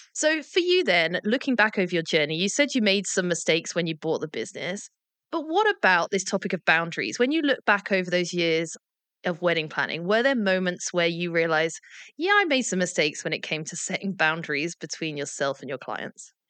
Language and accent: English; England, United Kingdom; As an English person